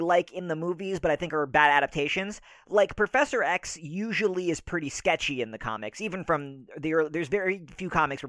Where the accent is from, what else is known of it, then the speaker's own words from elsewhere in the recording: New York, United States; And I grew up in Northern Westchester, so I know from Northern Westchester.